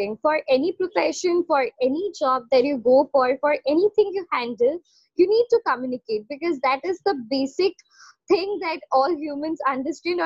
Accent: Kolkata, West Bengal, India; I am from Kolkata

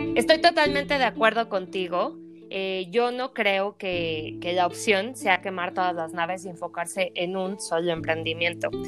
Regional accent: Mexico City, Mexico; moved away as an adult; also born or lived in New Zealand; Soy originaria de la Ciudad de México

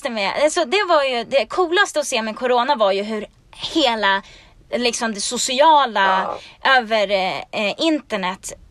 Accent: Sweden; now in Los Angeles, United States

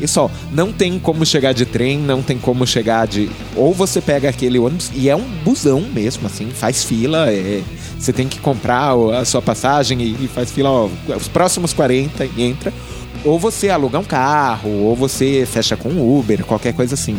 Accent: Brazil; eu sou brasileiro

